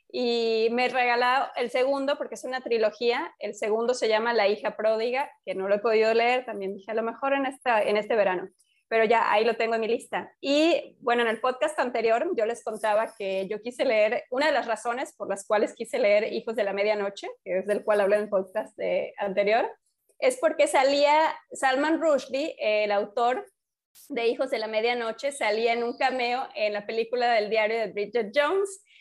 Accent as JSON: {"language": "Spanish", "town": "Mérida", "region": "Yucatán", "country": "Mexico", "tie": "born or raised there", "said": "yo nací en Mérida"}